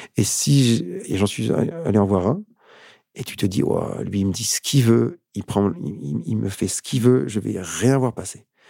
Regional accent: Paris suburbs, Île-de-France, France; j'ai une enfance super cool, super chouette en banlieue parisienne

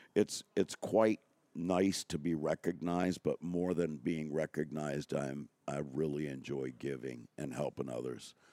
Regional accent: Newport News, Virginia, United States; moved away as an adult; also born or lived in Richmond, Virginia; Newport News, Virginia for twenty-eight years, then twenty years in Richmond, Virginia

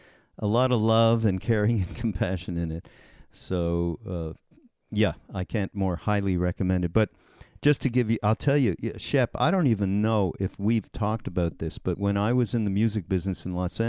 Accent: Montreal, Quebec, Canada; I'm from Canada. I'm from Montreal

